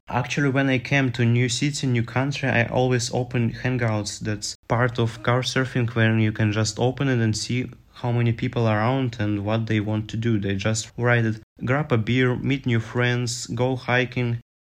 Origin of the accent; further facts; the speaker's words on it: Minsk, Belarus; English is a second language; I was staying in Minsk, capital of Belarus